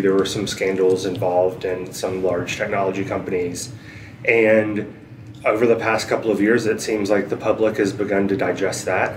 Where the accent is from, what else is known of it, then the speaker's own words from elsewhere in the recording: Asheville, North Carolina, United States; moved away as an adult; I grew up in Asheville, North Carolina, in the mountains